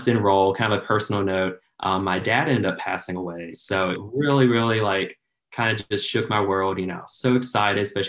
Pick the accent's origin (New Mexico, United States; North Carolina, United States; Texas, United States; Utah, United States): North Carolina, United States; I grew up in North Carolina, went to a very small Christian school in the middle of nowhere, right between Raleigh and Charlotte.